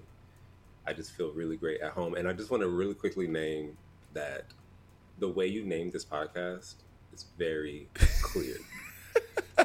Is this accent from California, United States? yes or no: yes; Los Angeles, California, United States; now in New York, United States; I'm from Southern California